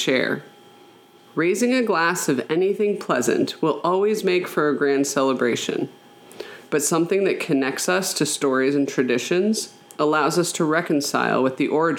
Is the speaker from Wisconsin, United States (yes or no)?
no; Colorado, United States; my home state of Colorado